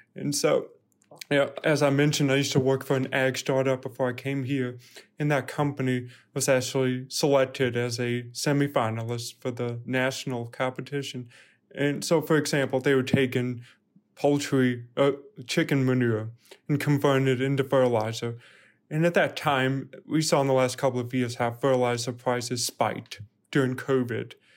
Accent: Birmingham, Alabama, United States; moved away as an adult; also born or lived in Louisiana / Fayetteville, Arkansas; now in Arkansas, United States; I'm originally from Birmingham, Alabama. I did not grow up on a farm

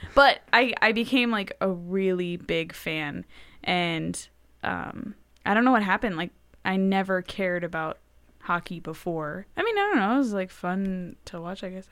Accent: Los Angeles, California, United States; moved away as an adult; now in Texas, United States; I come from Los Angeles

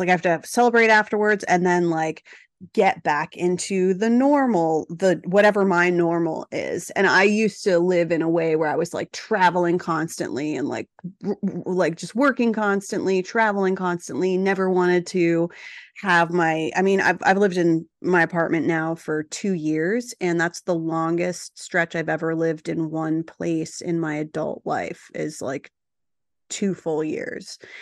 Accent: New Jersey, United States; moved away; also born or lived in Los Angeles / New York; I'm from New Jersey

